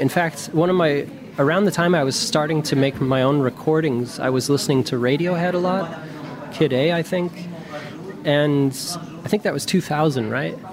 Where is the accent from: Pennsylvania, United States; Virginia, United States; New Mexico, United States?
New Mexico, United States; moved away as an adult; also born or lived in Berlin, Germany; where I grew up in New Mexico, it snowed a lot.